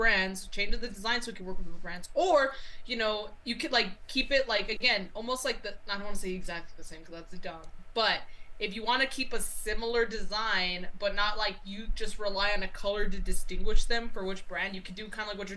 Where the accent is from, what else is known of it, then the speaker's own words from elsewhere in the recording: Texas, United States; I'm straight, I'm Texan, I'm Catholic